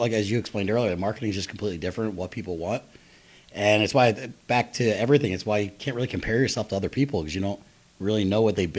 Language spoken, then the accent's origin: English; Philadelphia, Pennsylvania, United States; moved away; I'm from Philly originally